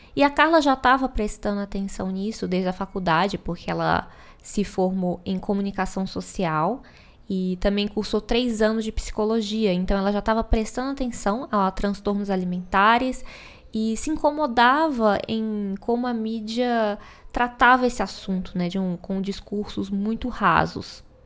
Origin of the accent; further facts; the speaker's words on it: Minas Gerais, Brazil; eu, como uma boa mineira